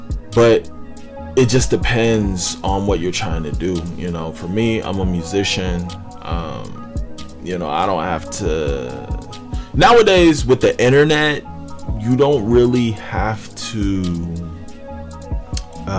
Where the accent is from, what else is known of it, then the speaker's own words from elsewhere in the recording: Northern Virginia, United States; moved away as an adult; I'm from Northern Virginia